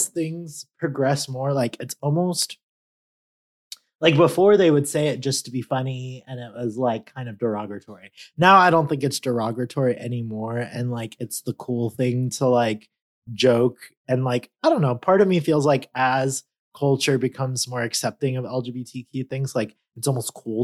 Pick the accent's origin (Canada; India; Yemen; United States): United States; California; I'm Californian